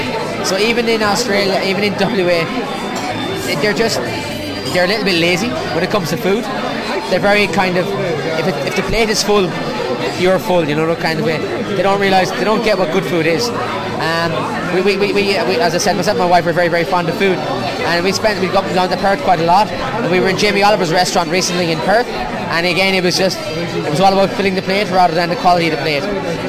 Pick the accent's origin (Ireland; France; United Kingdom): Ireland; Munster; North Cork, at the Galtee Mountains.